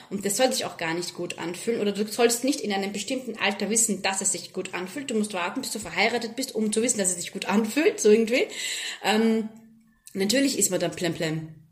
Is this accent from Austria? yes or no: yes; Austria; moved away as an adult; now in Abu Dhabi, United Arab Emirates; von meinen Fellow-Österreicherinnen